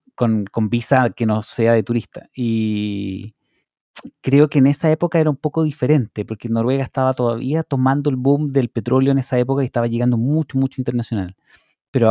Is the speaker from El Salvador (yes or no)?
no; Chile; moved away as an adult; now in Norway